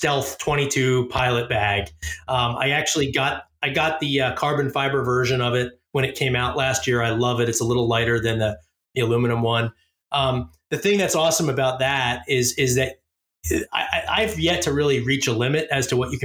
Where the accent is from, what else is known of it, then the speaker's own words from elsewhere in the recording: Philadelphia, Pennsylvania, United States; I grew up in Philly.